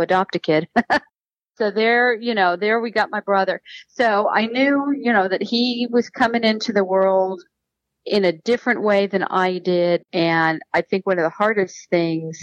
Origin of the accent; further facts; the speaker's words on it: Ohio, United States; I was born in Ohio at the time, and my parents my parents who raised me